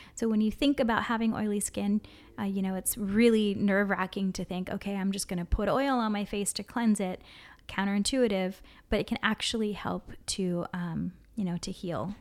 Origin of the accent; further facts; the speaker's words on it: Hawaii, United States; growing up in Hawaii and always being in the sun